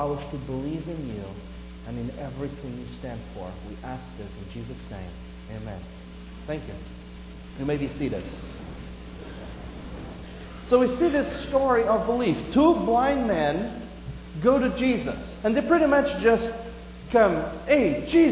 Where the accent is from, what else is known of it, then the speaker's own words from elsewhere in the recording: Portugal; moved away; I grew up in Portugal